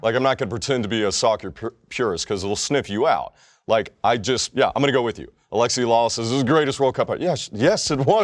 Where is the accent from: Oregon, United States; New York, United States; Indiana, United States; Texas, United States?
Texas, United States; I'm Texan